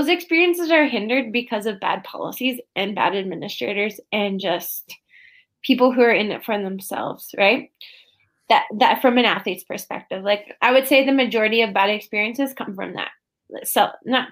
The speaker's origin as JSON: {"language": "English", "town": "Prince Albert", "region": "Saskatchewan", "country": "Canada", "tie": "born or raised there", "said": "my hometown in Prince Albert, Saskatchewan, in Northern Sask"}